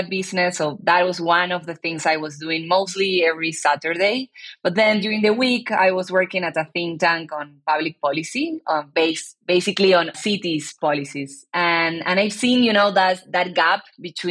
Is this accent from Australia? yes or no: no; Argentina; I'm born and raised in Argentina